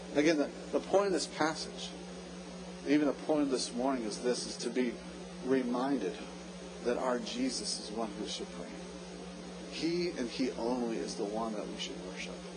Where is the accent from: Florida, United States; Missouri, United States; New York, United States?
Florida, United States; Jacksonville; also born or lived in New Port Richey, Florida; I'm from Jacksonville, lived there until my college days